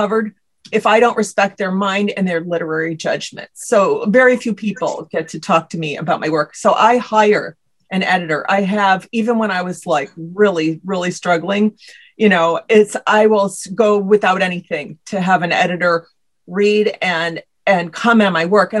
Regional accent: Midwest, United States; I'm from the Midwest

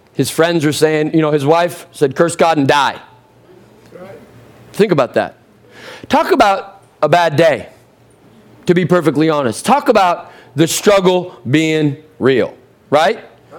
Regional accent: Seattle-Tacoma area, Washington, United States; moved away; I'm originally from the Seattle-Tacoma area.

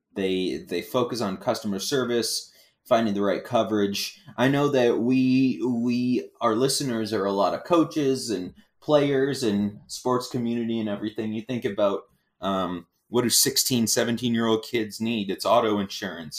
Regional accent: Galveston, Texas, United States; when I was a little kid, we grew up, um, I was born in Galveston, Texas, a little island town

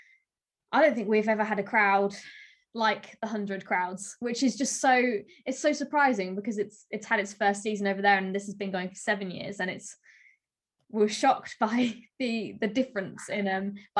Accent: South Australia, Australia; I'm also obviously from South Australia, I live here

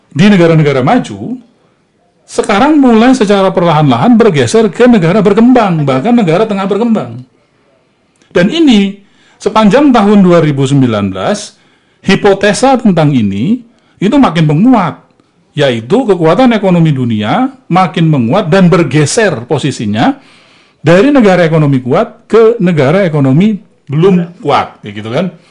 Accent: South Sumatra, Indonesia; saya ingat saya dari provinsi Sumatera Selatan saya mengingat sekali para petani lada, petani kopi, karet, jadi kaya mendadak.

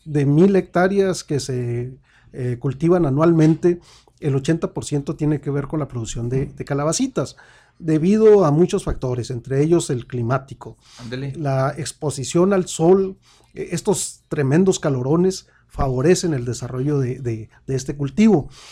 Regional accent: Samalayuca, Chihuahua, Mexico; somos amalayuquenses, pero también somos juarenses.

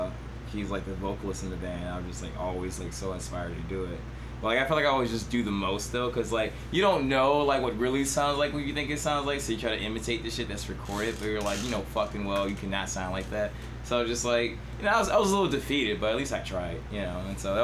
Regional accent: Arkansas, United States; Yeah, I'm from Arkansas.

